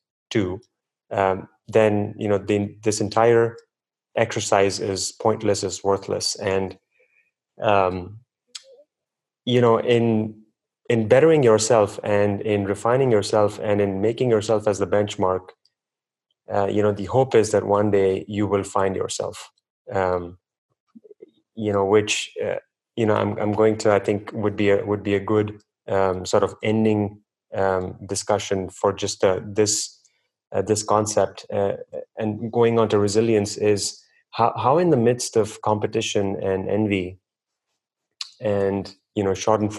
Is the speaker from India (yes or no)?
yes; India; I was born and raised in India as well